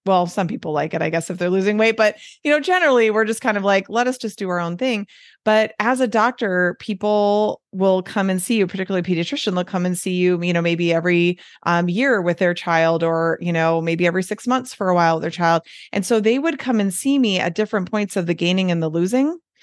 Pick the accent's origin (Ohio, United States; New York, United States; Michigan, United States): Michigan, United States; Detroit; accent: Midwestern; moved away as an adult; also born or lived in Southern California; now in Wisconsin, United States; I got my lovely Midwestern accent that I have.